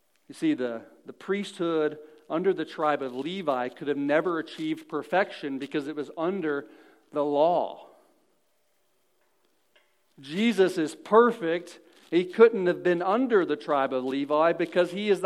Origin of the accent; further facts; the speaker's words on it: Missouri, United States; I'm born into Missouri